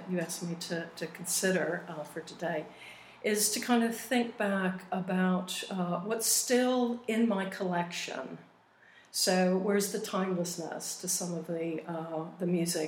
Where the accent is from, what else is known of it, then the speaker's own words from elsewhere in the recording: Austin, Texas, United States; moved away as an adult; now in London, United Kingdom; I grew up in Austin, Texas